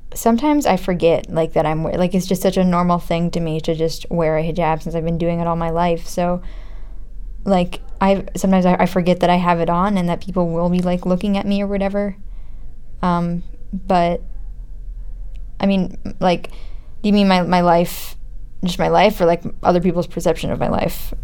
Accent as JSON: {"language": "English", "country": "United States", "said": "I'm from America"}